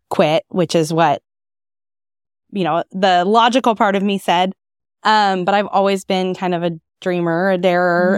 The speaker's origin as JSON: {"language": "English", "town": "Lawrence", "region": "Kansas", "country": "United States", "tie": "born or raised there", "also_born_or_lived": "Manhattan, Kansas", "lives_now": "Topeka, United States", "said": "I grew up in Lawrence"}